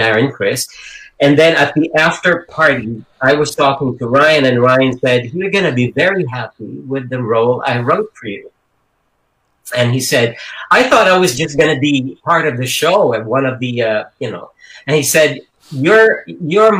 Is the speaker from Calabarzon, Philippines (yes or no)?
no; Quezon City, Metro Manila, Philippines; English is a second language; moved away; Our house was in this one of the slums in Quezon City